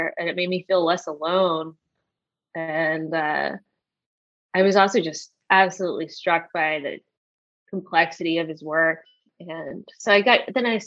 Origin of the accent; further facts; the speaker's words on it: Richmond, Virginia, United States; also born or lived in South Carolina; I'm from Richmond too